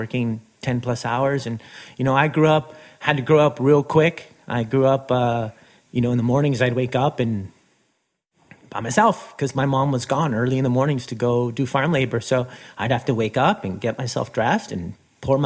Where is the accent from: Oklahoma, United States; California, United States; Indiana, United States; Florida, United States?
California, United States; Fresno County; first language Spanish; English is a second language; also born or lived in El Salvador; We landed in Fresno County. And I grew up in Fresno County. I literally was raised in a ranch.